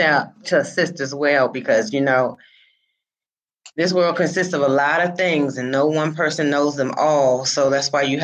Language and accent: English; Washington, District of Columbia, United States; I was born and raised in Washington, D.C.